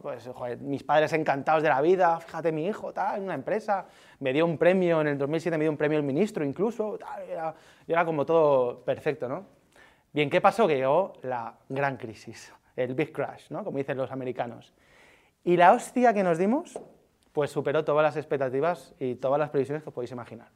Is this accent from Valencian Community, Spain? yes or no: yes; Alicante, Valencian Community, Spain; moved away as an adult; now in Madrid, Spain; yo soy de Alicante